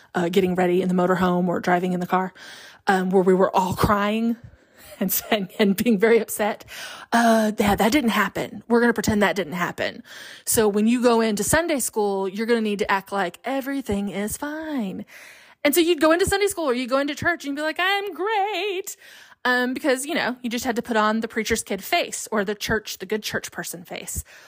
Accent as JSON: {"language": "English", "region": "Alabama", "country": "United States", "tie": "born or raised there", "said": "we were raised in Alabama"}